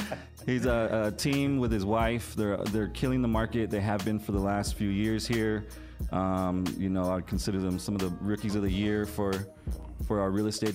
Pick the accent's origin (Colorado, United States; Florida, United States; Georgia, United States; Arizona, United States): Arizona, United States; Phoenix; moved away as an adult; now in Las Vegas, United States; I'm from Phoenix.